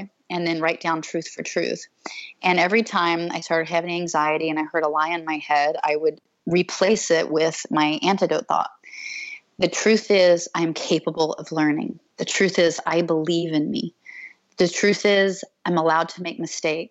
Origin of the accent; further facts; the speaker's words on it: Alaska, United States; I was raised outdoors in Alaska